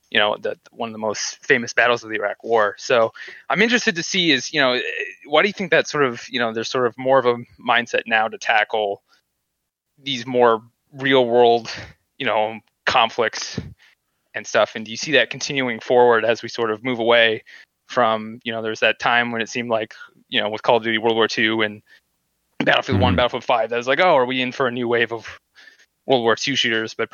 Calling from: New York, United States; Hello. Hi. Uh, hi … I'm from upstate New York.

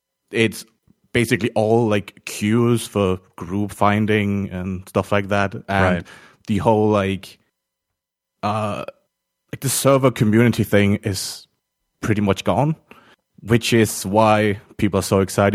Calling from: Denmark; I'm calling from Denmark.

